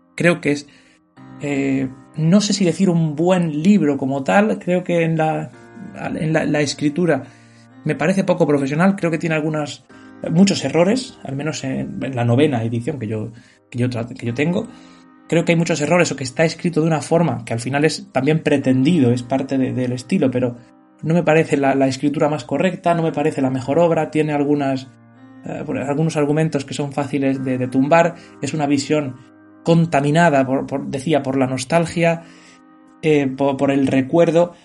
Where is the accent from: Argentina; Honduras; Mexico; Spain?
Spain; Yo que soy un hombre español